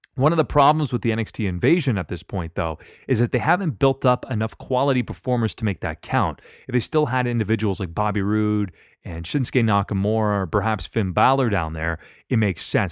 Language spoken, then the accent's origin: English; Canada; I'm Canadian too.